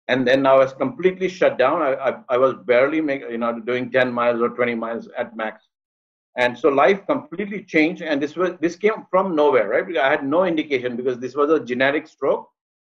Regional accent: Mumbai, Maharashtra, India; moved away as an adult; also born or lived in Cleveland / Boston; now in Washington, D.C., United States; You know, I grew up in India. I was born here in Mumbai. And then I moved to the States as an international student 30 years ago.

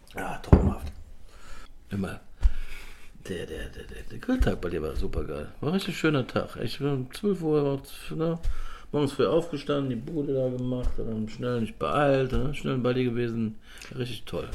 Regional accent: Cologne, North Rhine-Westphalia, Germany; bin ja auch Kölscher Jung

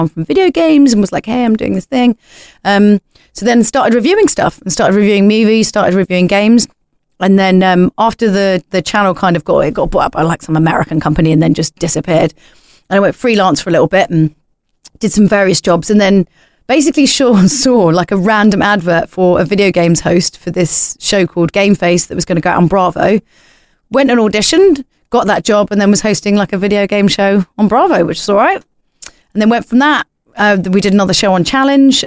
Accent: small village consumed by Greater London, United Kingdom; we come from like this kind of small village that's been like consumed by Greater London

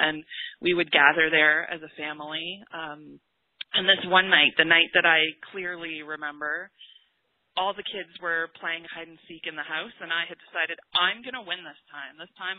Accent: England, United Kingdom; I am from England. My whole entire family is over in England.

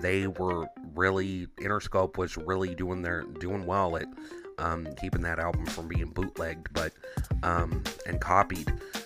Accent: Midwest, United States; I'm from the Midwest

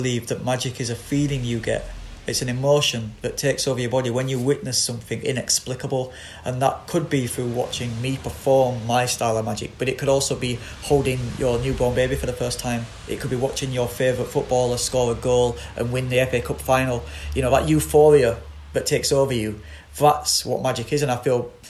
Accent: Bradford, Yorkshire and the Humber, United Kingdom; I grew up on Delphill Estate in Bradford

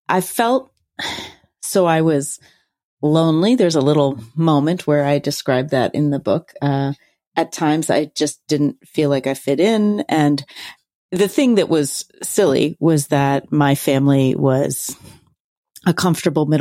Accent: Philadelphia, Pennsylvania, United States; I grew up in Center City, Philadelphia

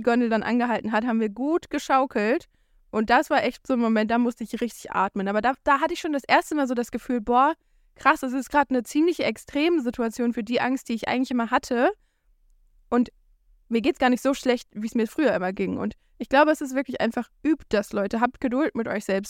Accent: Germany; moved away; als Deutscher

